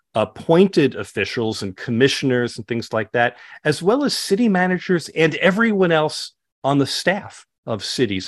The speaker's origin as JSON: {"language": "English", "town": "Scottsdale", "region": "Arizona", "country": "United States", "tie": "born or raised there", "said": "here in my hometown in Scottsdale, Arizona"}